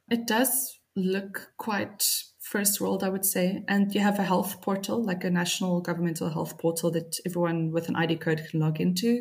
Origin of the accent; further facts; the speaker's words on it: Cape Town, Western Cape, South Africa; moved away as an adult; now in Tallinn, Estonia; as a South African woman